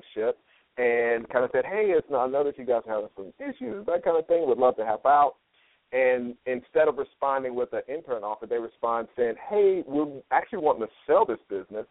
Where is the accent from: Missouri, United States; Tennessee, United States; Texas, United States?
Tennessee, United States; Chattanooga; moved away; also born or lived in New York; I grew up in Chattanooga, Tennessee, and went to school in New York